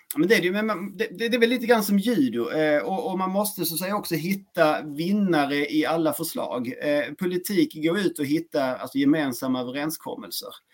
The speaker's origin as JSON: {"language": "Swedish", "region": "Skåne", "country": "Sweden", "tie": "born or raised there", "accent": "Skåne dialect (skånska)", "moved": "yes", "lives_now": "Växjö, Sweden", "said": "jag är en man bosatt i Växjö. Eh, uppburen från Skåne egentligen och där har min skånska dialekt som är relativt tydlig"}